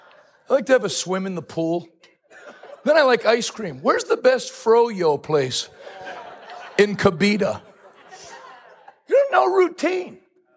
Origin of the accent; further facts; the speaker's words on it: Ghana; moved away as an adult; now in United States; As an immigrant. Where is Scranton? I'm from Ghana.